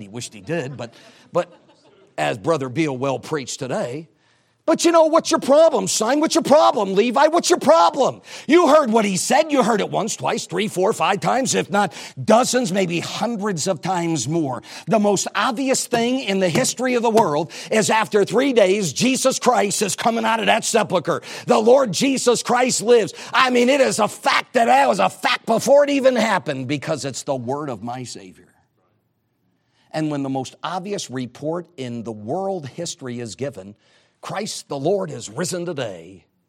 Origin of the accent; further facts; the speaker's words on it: New England, United States; I'm from New England